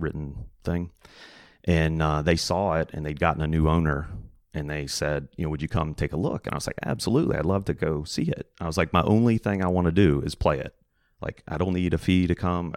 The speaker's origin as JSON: {"language": "English", "area": "a little north of Roanoke", "region": "Virginia", "country": "United States", "tie": "born or raised there", "said": "I grew up kind of a little north of Roanoke, Virginia, kind of in the mountains"}